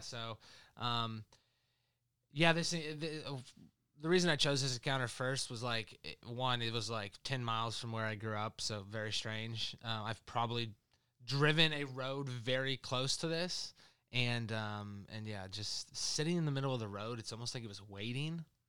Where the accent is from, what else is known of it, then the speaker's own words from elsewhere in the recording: Indiana, United States; literally about ten miles from where I grew up in Indiana.